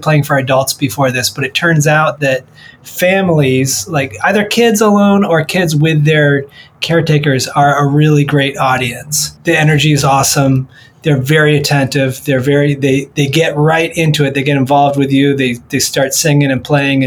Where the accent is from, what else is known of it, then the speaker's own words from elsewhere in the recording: Michigan, United States; I'm from Michigan